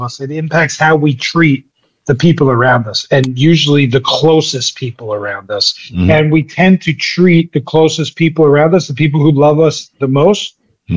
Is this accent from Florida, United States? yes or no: no; New Jersey, United States; I'm from Jersey. I'm a Jersey guy